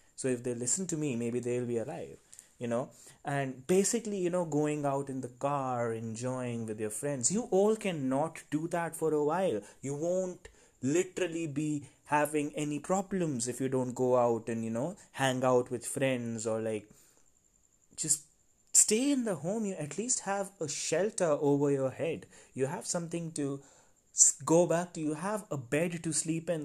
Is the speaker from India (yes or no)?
yes; India; I am from India